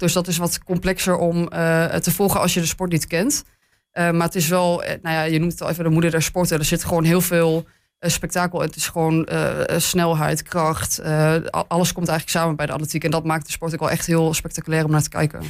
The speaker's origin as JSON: {"language": "Dutch", "town": "Hengelo", "region": "Overijssel", "country": "Netherlands", "tie": "born or raised there", "lives_now": "Enschede, Netherlands", "said": "ik ben geboren in Hengelo. Ik heb lang in het buitengebied gewoond."}